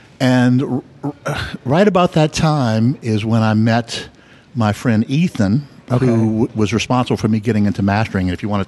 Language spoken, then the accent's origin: English; New Orleans, Louisiana, United States; Born and raised here.